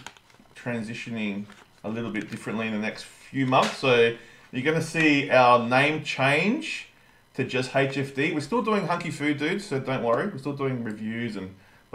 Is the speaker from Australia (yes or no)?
yes; Australia; I'm the Aussie Seth Rogen